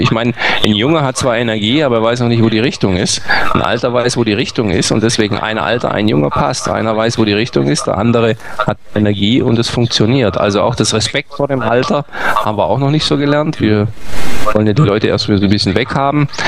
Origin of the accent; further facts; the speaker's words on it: Germany; als Deutsche